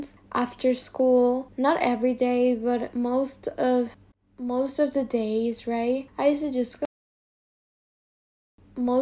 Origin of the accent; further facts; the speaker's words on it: Dominican Republic; moved away as an adult; now in Spain; I'm from Dominican Republic, which is an island in the middle of the Caribbean.